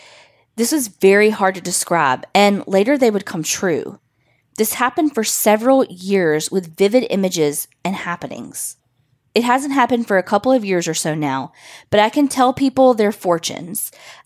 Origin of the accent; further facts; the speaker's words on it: Texas, United States; I'm from Texas.